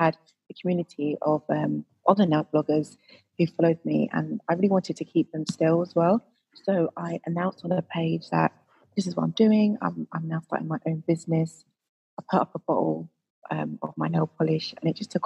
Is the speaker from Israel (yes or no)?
no; Croydon, London, United Kingdom; I actually grew up in Croydon